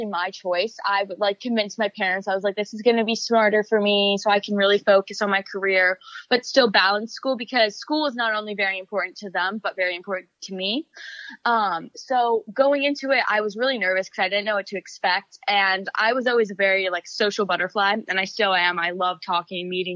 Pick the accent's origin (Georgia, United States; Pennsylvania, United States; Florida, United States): Florida, United States; my friends back home in Florida